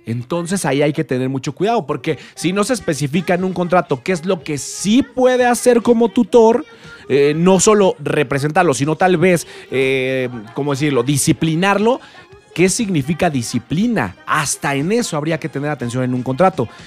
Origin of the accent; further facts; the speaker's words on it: Mexico; en mi país, La Voz México